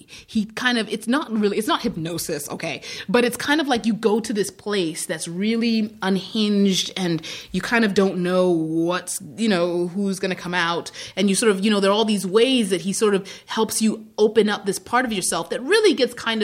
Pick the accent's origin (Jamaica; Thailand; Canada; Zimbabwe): Zimbabwe; born or raised there; moved away; also born or lived in Iowa, United States